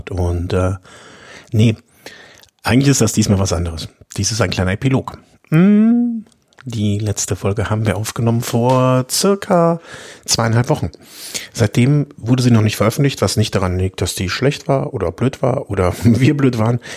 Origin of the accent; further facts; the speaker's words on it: Cologne, North Rhine-Westphalia, Germany; Als Kölner kann ich dazu natürlich so sagen, ist Düsseldorf immer ein Abenteuer